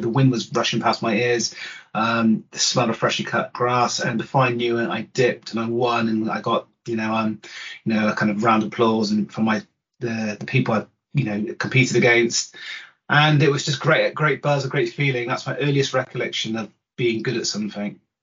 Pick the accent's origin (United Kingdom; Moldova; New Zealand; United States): United Kingdom; Bath, South West England; I grew up in Bath